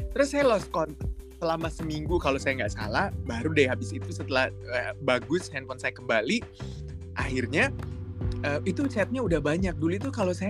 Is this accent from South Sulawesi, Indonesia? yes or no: yes; Makassar, South Sulawesi, Indonesia; saya itu lahir besar di Makassar semuanya Sulawesi Selatan